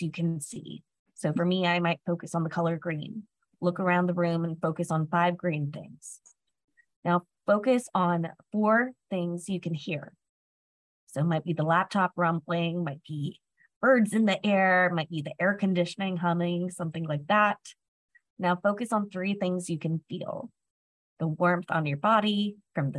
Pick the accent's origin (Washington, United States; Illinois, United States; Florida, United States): Florida, United States; I was from Florida